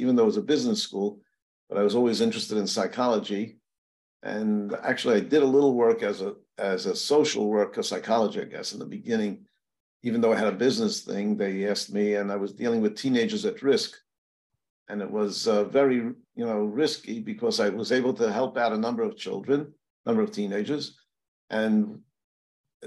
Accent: New York City, New York, United States; I grew up in Williamsburg, not Virginia, Williamsburg, Brooklyn

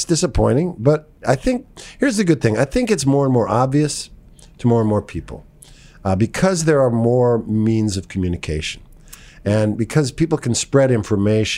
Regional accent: New York City, New York, United States; moved away as an adult; where I grew up in Greenwich Village

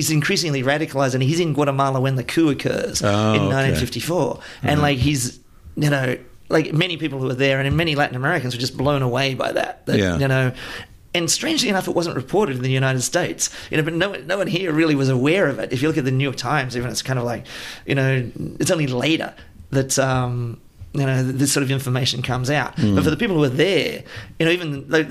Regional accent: Australia; growing up in Australia

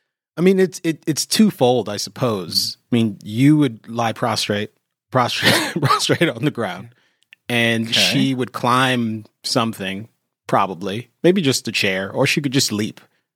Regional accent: Washington, District of Columbia, United States; I was born in Washington, D.C.

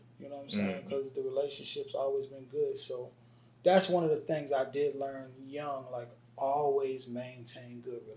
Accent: Yonkers, New York, United States; I'm from Yonkers, New York. So I was born and raised on the same block as ….

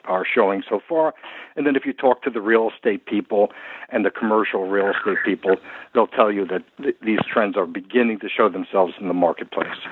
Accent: New York, United States; as you can tell from my accent, this is my hometown.

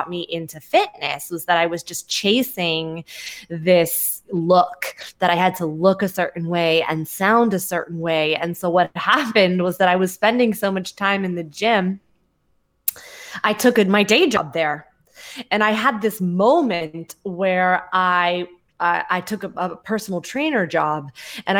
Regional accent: Mountain View, California, United States; moved away as an adult; now in New York, United States; I grew up in the Mountain View area

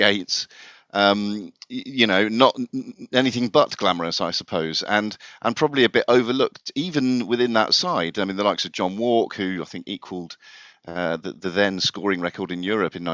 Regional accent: Devon, South West England, United Kingdom; also born or lived in Ipswich; I was born in Ipswich, accident of birth, so that meant I was Ipswich through and through, whether I liked it or not. But then we moved to Devon when I was about 2 years old

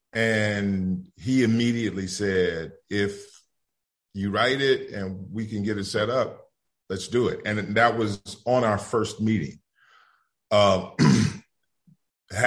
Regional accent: Gary, Indiana, United States; moved away; bringing cameras and lights and actors to my hometown and to Indiana

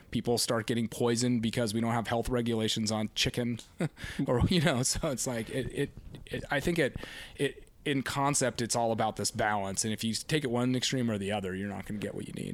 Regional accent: Laguna Beach, California, United States; I grew up here on Laguna Beach, relati-, you know, an hour south of Los Angeles

